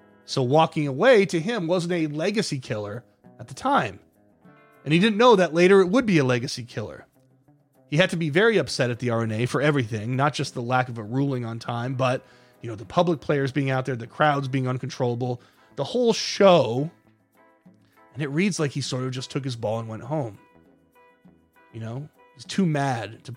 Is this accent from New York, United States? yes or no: yes; Saranac Lake, New York, United States; I'm from Saranac Lake, New York, in the Adirondack Mountains